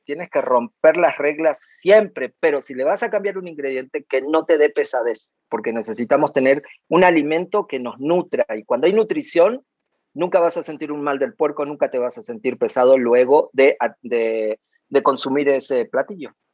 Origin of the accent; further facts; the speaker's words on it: Cinco Saltos, Río Negro, Argentina; moved away; nací en la Patagonia Argentina y fueron mis comienzos ahí en el sur, en el Alto Valle Río Negro, Neuquén, en Cinco Saltos